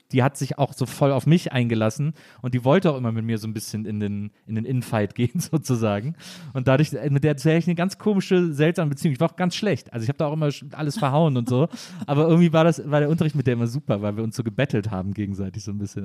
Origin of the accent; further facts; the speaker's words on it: Wesseling, North Rhine-Westphalia, Germany; ich komme aus Wesseling zwischen Köln und Bonn